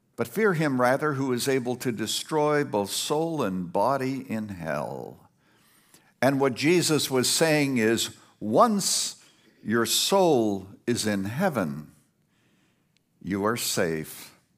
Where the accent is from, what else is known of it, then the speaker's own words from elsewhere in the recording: Canada; now in Illinois, United States; I was brought up in Canada, very primitive place.